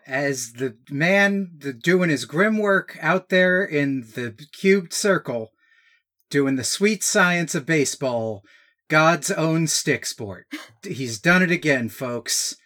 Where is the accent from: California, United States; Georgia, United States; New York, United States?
Georgia, United States; growing up in Georgia